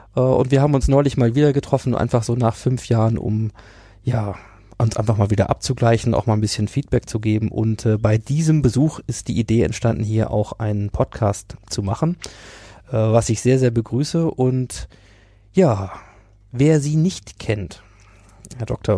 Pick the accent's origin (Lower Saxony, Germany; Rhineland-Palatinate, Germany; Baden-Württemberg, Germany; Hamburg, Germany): Lower Saxony, Germany; Hanover; aus meiner Heimatstadt Hannover